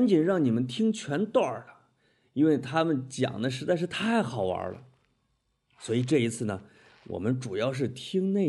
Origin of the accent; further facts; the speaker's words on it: China; 所以中国女足在我们中国人心目中的地位是很高的。